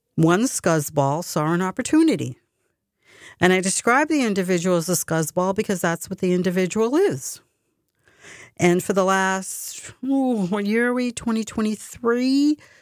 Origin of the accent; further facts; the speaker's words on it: United States; I'm a very proud American. I'm fiercely proud to be American. I love my country. I was born and bred here